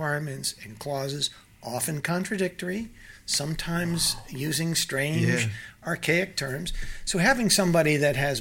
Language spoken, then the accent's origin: English; East Coast of the United States, United States; Born and raised on the East Coast of the United States